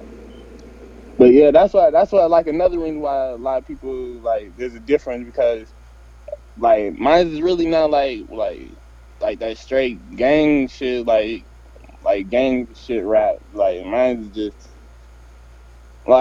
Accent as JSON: {"language": "English", "town": "Stockton", "region": "California", "country": "United States", "said": "I'm from Stockton, California"}